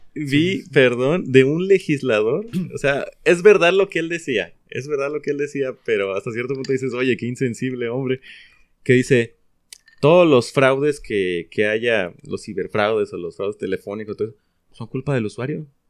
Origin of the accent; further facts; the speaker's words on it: Mexico; como mexicanos que somos